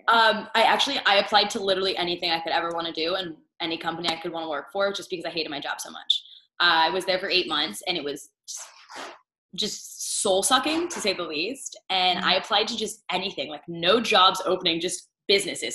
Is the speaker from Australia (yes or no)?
no; Northern Virginia, United States; moved away as an adult; I'm originally from the East Coast. I grew up outside of DC in Northern Virginia